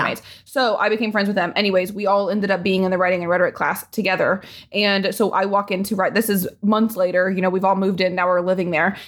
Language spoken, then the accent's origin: English; Indianapolis, Indiana, United States; moved away; I'm from Indianapolis